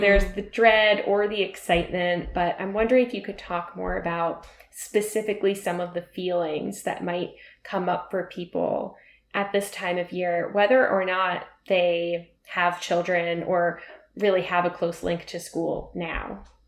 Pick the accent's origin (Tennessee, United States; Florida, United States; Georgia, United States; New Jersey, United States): New Jersey, United States; Middletown; I grew up in New Jersey in a suburb where a lot of our parents worked in New York City